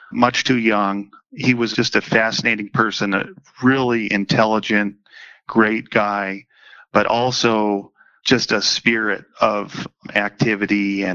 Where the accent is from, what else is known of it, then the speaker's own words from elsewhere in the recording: Boulder, Colorado, United States; also born or lived in England; I grew up here in Boulder.